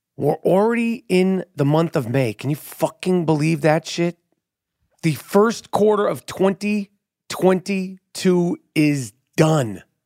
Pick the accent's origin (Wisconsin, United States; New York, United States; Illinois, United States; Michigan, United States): New York, United States; New York City; I'm born and raised in New York City